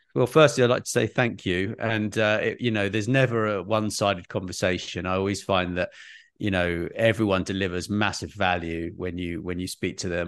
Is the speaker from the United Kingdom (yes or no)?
yes; United Kingdom